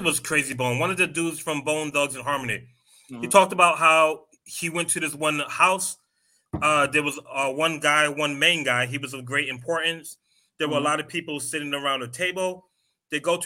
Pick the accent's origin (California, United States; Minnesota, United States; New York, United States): New York, United States; moved away; also born or lived in Queens / Atlanta / Philadelphia; I'm from New York, lived in Queens, lived in Atlanta